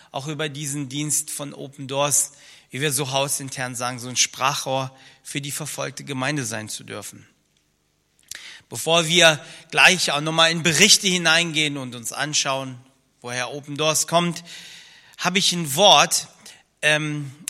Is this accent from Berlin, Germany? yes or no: no; Rhineland-Palatinate, Germany; also born or lived in Soviet Union; ich komme aus dem Kreis Ahrweiler, etwas über eine Autostunde von hier entfernt und äh, bin noch in der ehemaligen Sowjetunion geboren.